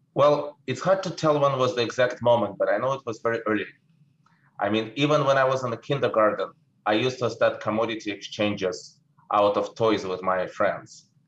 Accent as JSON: {"language": "English", "region": "Saint Petersburg", "country": "Russia", "tie": "born or raised there", "second_language": "English", "moved": "as an adult", "lives_now": "United States", "said": "people probably can tell that I'm speaking with an accent. I was born in St. Petersburg in the former Soviet Union. I came to America in 89."}